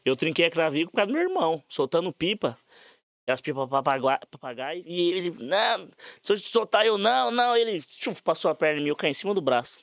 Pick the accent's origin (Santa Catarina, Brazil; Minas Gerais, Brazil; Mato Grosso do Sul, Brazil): Mato Grosso do Sul, Brazil; Sidrolândia; also born or lived in Quebra-Coco / Maracaju; eu nasci em Cidrolândia. Aham. Minha mãe é mineira e eu nasci em Cidrolândia